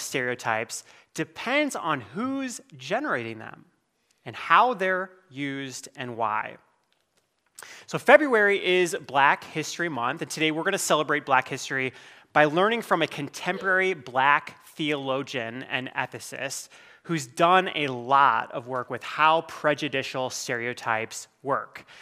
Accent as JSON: {"language": "English", "region": "Iowa", "country": "United States", "said": "I'm from Iowa"}